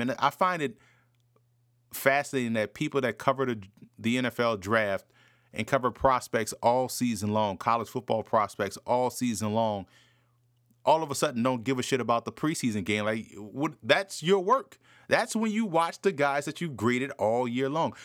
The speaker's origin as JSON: {"language": "English", "town": "New Orleans", "region": "Louisiana", "country": "United States", "tie": "born or raised there", "said": "I grew up in New Orleans, diehard Saints fan growing up"}